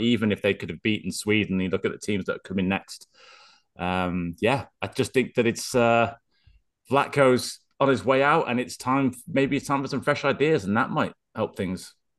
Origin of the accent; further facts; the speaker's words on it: Wales, United Kingdom; as a Welshman